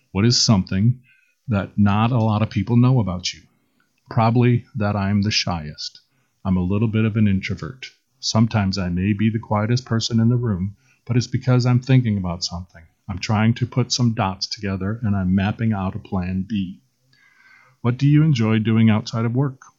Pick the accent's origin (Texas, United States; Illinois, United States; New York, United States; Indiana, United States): Illinois, United States; Rockford; also born or lived in Waterloo; now in Des Moines, United States; I'm not from here. I'm from Rockford, Illinois originally. Then I was in Waterloo for most of my adulthood and then moved to Des Moines about eight years ago